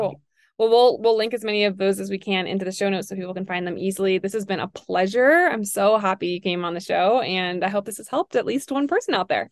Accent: New York, United States; I'm a New Yorker

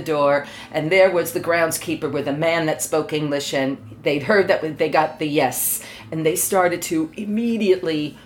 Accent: New York, United States; moved away as an adult; also born or lived in Sri Lanka; now in Qatar; I'm originally from New York. At the moment, I live in Qatar as a professor in a community college.

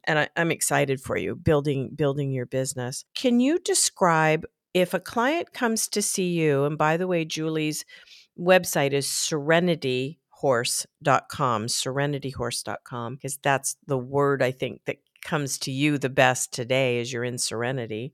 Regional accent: Tempe, Arizona, United States; now in Elizabeth, Colorado, United States; I was growing up in Tempe, Arizona

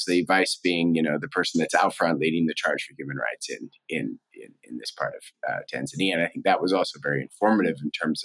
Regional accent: Spokane, Washington, United States; moved away as an adult; I grew up in Spokane, Washington

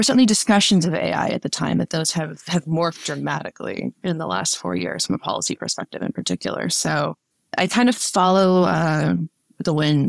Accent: Wyoming, United States; now in Washington, D.C., United States; I was born and raised in Wyoming.

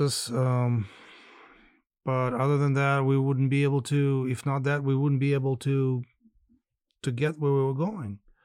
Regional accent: Skadovsk, Kherson Oblast, Ukraine; moved away; I really thought that I would probably spend my final years here as well in Skadovsk and the south of Kherson on the Black Sea coast

